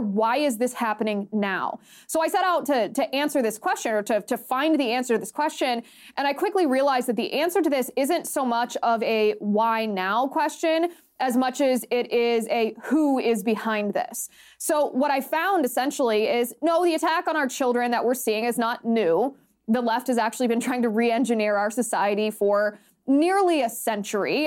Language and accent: English; United States; we as as American citizens are